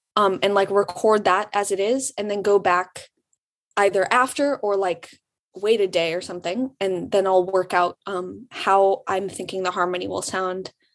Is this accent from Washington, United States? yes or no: no; Birmingham, Michigan, United States; moved away as an adult; now in Ann Arbor, United States; I'm from um, Birmingham, Michigan